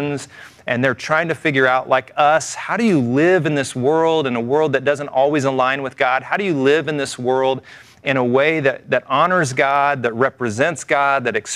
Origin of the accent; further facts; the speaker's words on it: the South, United States; I grew up in the South